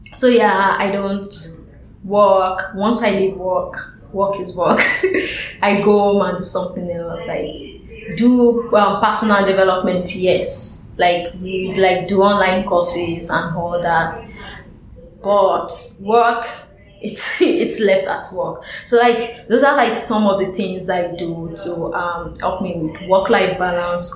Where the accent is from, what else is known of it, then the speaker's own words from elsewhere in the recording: Lagos, Nigeria; moved away as an adult; now in New York, United States; at home, like in Lagos, I play with uh, my colleagues at work